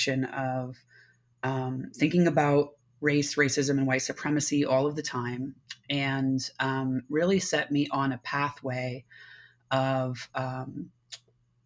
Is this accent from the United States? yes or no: yes; Connecticut, United States; When I was about 13 years old, I was growing up in Connecticut in a suburb